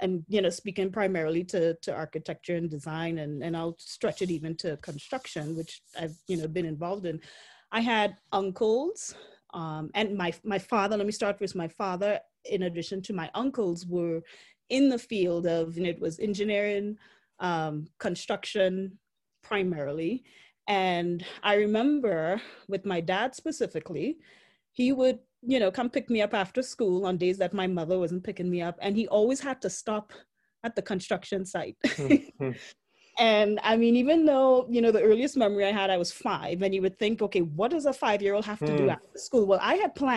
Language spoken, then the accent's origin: English; Port of Spain, Trinidad & Tobago; also born or lived in South Dakota; now in Denver, United States; growing up in Port of Spain